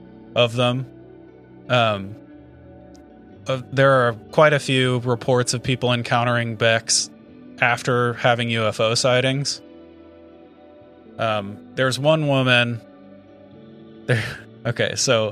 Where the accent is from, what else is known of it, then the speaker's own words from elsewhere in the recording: United States; We're American, yeah.